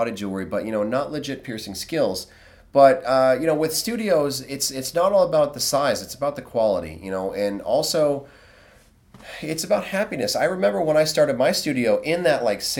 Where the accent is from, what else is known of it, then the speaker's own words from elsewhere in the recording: United States; I'm American